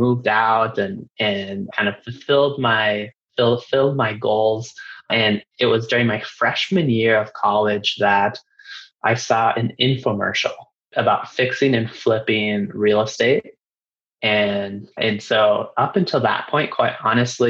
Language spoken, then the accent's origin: English; Reno, Nevada, United States; I was born and raised in Reno, Nevada, and I actually stayed local